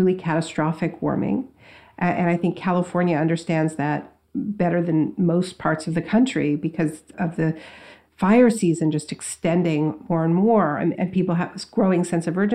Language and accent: English; Canada; now in United States; I'm from Canada. I grew up in Canada. I live in the States now